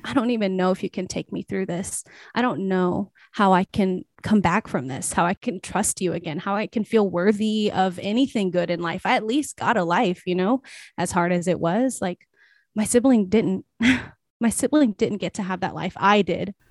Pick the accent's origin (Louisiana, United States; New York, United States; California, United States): Louisiana, United States; South; moved away as an adult; now in Los Angeles, United States; I am from South Louisiana, but I was actually born in Los Angeles and I now live here. Um, so I came back to, to some degree, came back home, even though I was raised most of my life in Southern Louisiana.